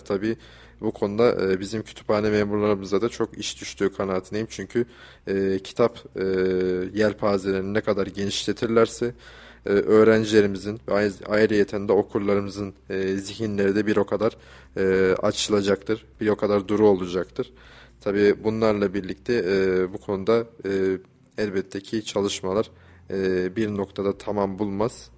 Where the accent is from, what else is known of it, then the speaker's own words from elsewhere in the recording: Kayseri, Kayseri Province, Turkey; bizim şehrimizin, Kayserimizin